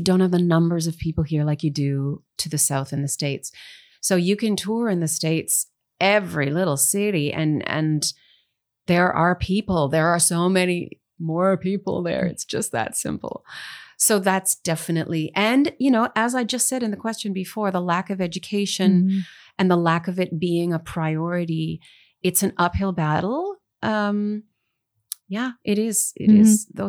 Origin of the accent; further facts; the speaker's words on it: Canada; There is support in Canadian content radio rules and things like that, which is super important.